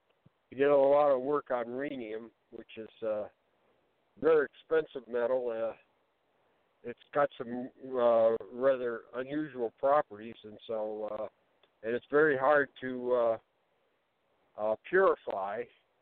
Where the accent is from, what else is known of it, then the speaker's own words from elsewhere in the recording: Ohio, United States; born there; I was born in Ohio.